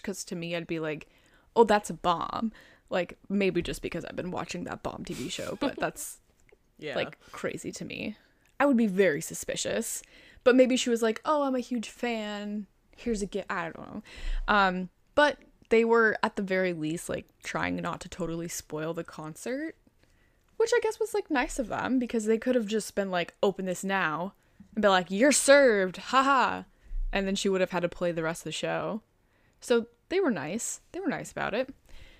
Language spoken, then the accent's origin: English; Chicago, Illinois, United States; accent: Chicagoan; I think my Chicagoan accent back then was, like, a lot more thick.